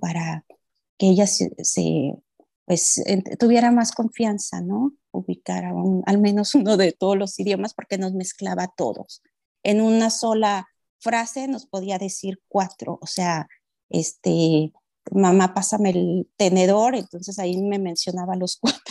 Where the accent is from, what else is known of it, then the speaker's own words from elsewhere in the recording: Mexico; moved away; soy de México